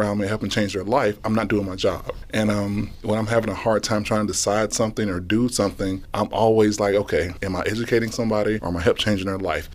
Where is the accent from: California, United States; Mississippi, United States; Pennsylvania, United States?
Mississippi, United States; moved away as an adult; now in Nebraska, United States; growing up in Mississippi was great